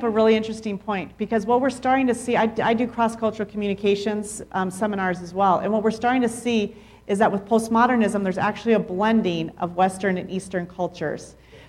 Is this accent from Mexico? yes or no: yes; Mexico; I mean, growing up in Mexico, all Mexicans together.